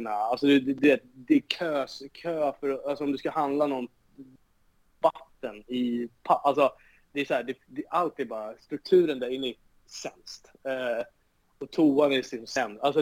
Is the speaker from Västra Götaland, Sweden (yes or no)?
no; Solna, Stockholm County, Sweden; Alltså jag är uppvuxen på Råsunda